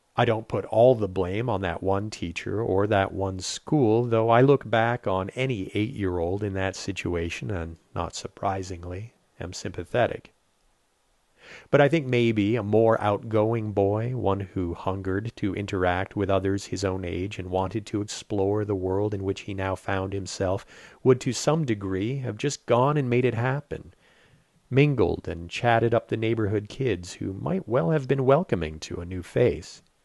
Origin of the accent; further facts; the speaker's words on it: Saint-Jean-sur-Richelieu, Quebec, Canada; first language English; being an English speaker in Saint-Jean